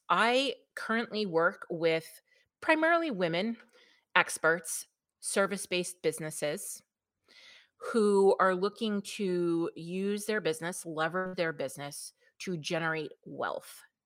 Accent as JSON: {"language": "English", "region": "New York", "country": "United States", "accent": "New York", "said": "I am from New York, if you cannot tell by my lovely melodious accent"}